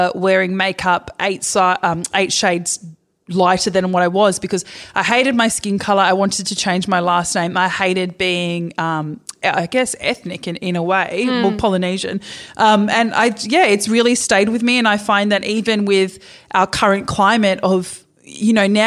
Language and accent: English; Perth, Western Australia, Australia; they brought us up in Perth. And I grew up in Scarborough